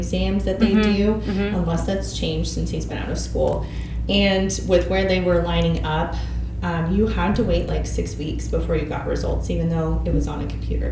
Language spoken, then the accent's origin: English; Topeka, Kansas, United States; also born or lived in Lawrence, Kansas; Topeka, Kansas. So I'm from